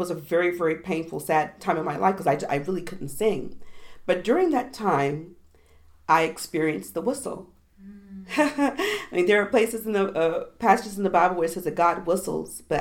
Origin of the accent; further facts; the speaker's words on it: Southwest Virginia, United States; I grew up in Southwest Virginia.